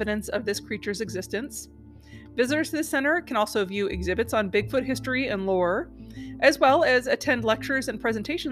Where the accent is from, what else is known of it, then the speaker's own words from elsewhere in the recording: Pacific Northwest, United States; I'm from the Pacific Northwest